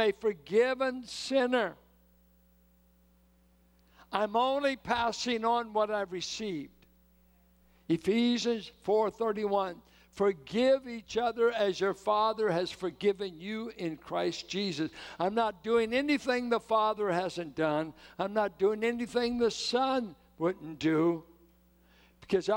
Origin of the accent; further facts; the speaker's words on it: Richmond, California, United States; I'm from Richmond.